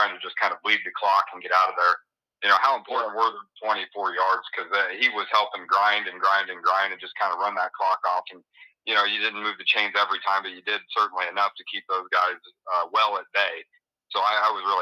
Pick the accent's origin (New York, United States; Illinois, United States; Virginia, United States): Illinois, United States; now in Iowa, United States; my home state, Illinois